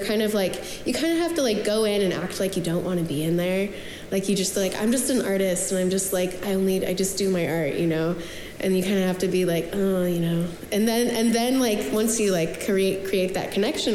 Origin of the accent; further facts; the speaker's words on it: Spokane, Washington, United States; moved away as an adult; now in Portland, United States; I'm from Spokane, Washington, but I moved here in 2010 for school.